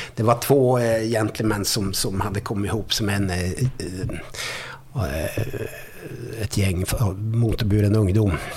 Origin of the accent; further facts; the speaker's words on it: Arvidsjaur, Norrbotten County, Sweden; moved away; also born or lived in Stockholm / Skellefteå / Varberg; jag kommer ju från Arvidsjaur från början